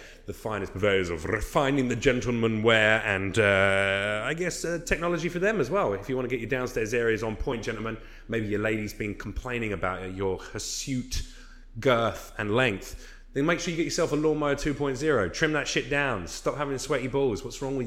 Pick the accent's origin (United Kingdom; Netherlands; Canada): United Kingdom; England; now in United States; I'm English